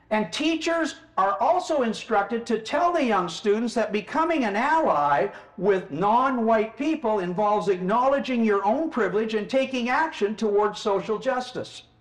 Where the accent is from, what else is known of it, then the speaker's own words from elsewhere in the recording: New Delhi, Delhi, India; born there; Well, I was born in New Delhi, India.